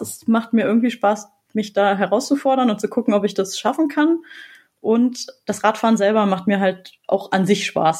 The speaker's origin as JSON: {"language": "German", "town": "Düsseldorf", "region": "North Rhine-Westphalia", "country": "Germany", "said": "Also ich komme zwar aus Düsseldorf"}